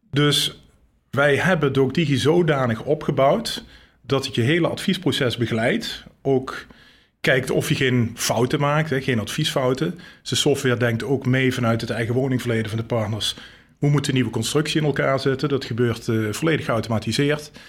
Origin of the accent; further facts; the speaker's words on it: Geleen, Limburg, Netherlands; born there; Ik ben geboren in Geleen, Zuid-Limburg. Niet te horen.